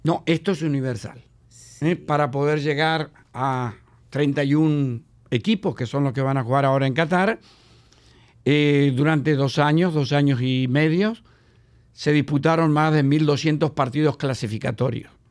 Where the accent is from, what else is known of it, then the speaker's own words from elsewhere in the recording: Patagonia, Argentina; moved away as an adult; now in Dominican Republic; soy patagónico, ¿no? que nací en la Argentina.